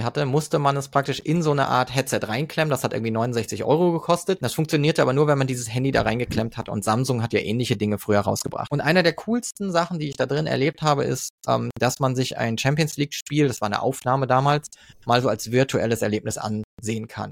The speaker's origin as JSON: {"language": "German", "town": "Frankfurt", "region": "Hesse", "country": "Germany", "tie": "born or raised there", "moved": "yes", "said": "ich bin Frankfurter eigentlich ursprünglich"}